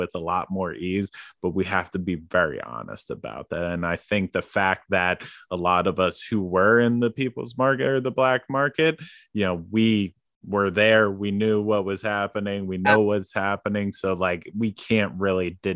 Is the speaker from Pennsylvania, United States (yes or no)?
yes; outside of Philadelphia, Pennsylvania, United States; moved away as an adult; now in Oregon, United States; I grew up right outside of Philadelphia